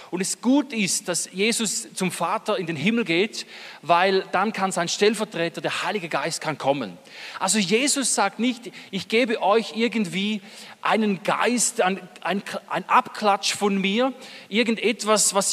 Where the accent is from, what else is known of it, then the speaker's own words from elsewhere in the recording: Eastern Switzerland, Switzerland; wir kommen aus derselben Ecke, aus der Ostschweiz. Also wenn wir beide Hochdeutsch sprechen, hört man es nicht, aber sonst würde man es hören.